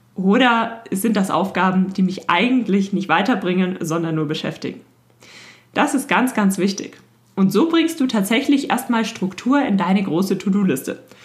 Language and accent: German; Germany; bei uns in Deutschland